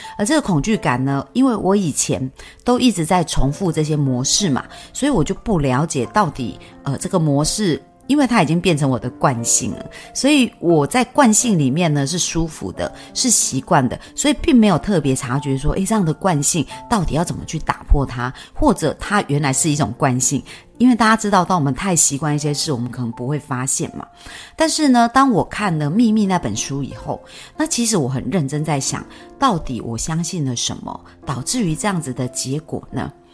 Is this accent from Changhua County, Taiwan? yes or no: no; Yunlin County, Taiwan; also born or lived in Chiayi / Taipei; 我们老家在云林